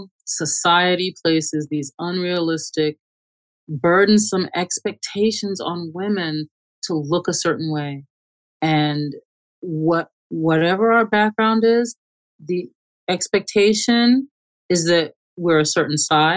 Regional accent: Long Island, New York, United States; also born or lived in St. Thomas, Jamaica / Bronx, New York / Manhattan / Queens; I was born in Jamaica, St. Thomas, Jamaica, in the West Indies. I grew up in the Bronx until I was 8 years old, and then we moved to Long Island.

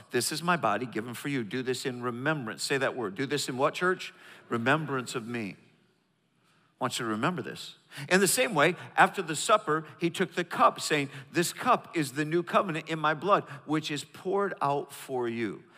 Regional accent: the North, United States; moved away; I'm from the North, I learned how to do Southern

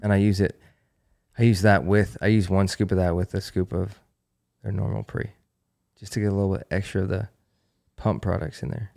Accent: Western New York, United States; moved away; I grew up in Western New York. I grew up in a snow belt.

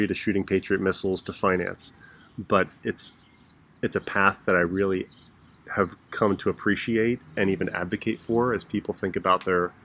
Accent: rural Maryland outside Baltimore, United States; moved away as an adult; also born or lived in El Paso, Texas; I grew up in the Baltimore area, although Baltimore people would say I'm from, you know, the rural county areas. So we lived in kind of a rural part of Maryland outside of Baltimore.

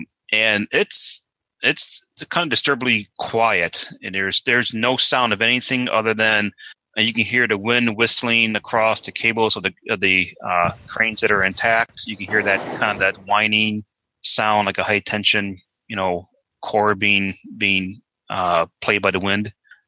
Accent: New England, United States; New England? I am.

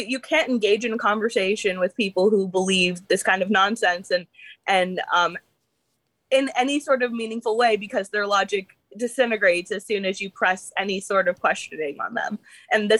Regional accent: New York, United States; I'm from New York

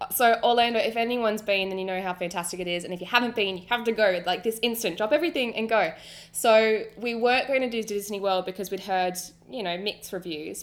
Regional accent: Australia; I'm Australian

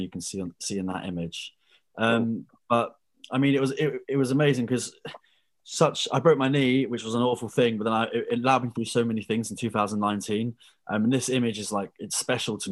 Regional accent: Brighton, South East England, United Kingdom; also born or lived in Dubai; I'm 24, I'm from Brighton

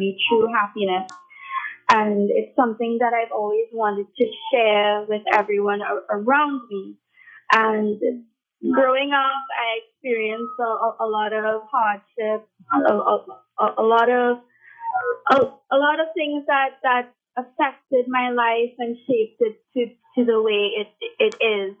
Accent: Trinidad & Tobago; I love my Trinidadian culture. I have sung Calypso when I was a kid. I won two competitions in my school

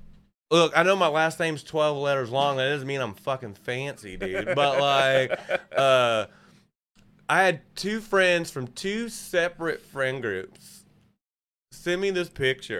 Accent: Rogers, Arkansas, United States; I'm from Rogers.

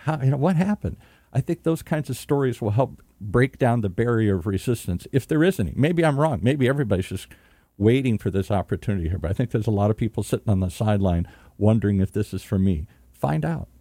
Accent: Michigan, United States; I'm from Michigan

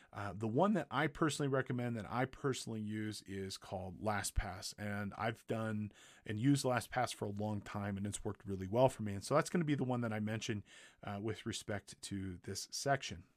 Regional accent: Big Bear Lake, California, United States; Big Bear one, two, three, my hometown.

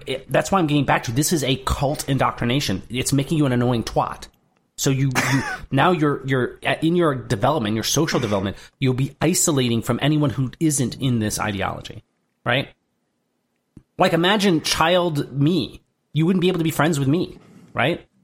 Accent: Durand, Michigan, United States; my hometown of Durand, Michigan

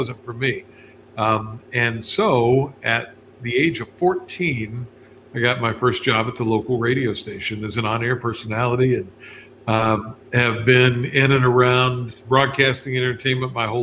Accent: West Virginia, United States; moved away; back in West Virginia, my home state

